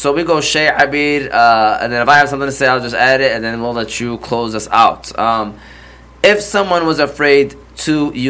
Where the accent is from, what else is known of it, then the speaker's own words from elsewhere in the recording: Hamtramck, Michigan, United States; also born or lived in Detroit; I love being from Hamtramck, Detroit. You know, we were born in Detroit, raised in Hamtramck.